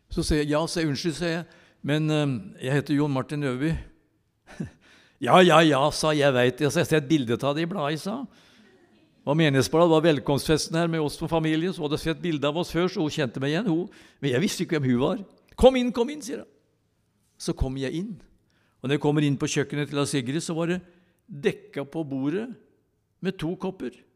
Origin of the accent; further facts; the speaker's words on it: Tylldalen, Innlandet, Norway; jeg vokste opp i Tylderen